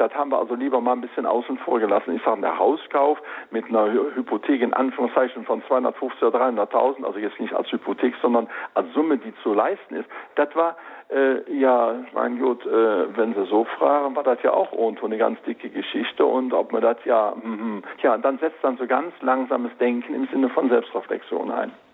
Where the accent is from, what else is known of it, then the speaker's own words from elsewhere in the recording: Rhineland, Germany; ich sag jetzt mal als Rheinländer